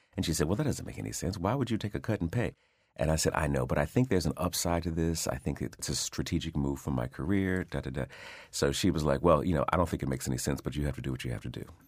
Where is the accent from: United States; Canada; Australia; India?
United States; Detroit, Michigan; growing up in Detroit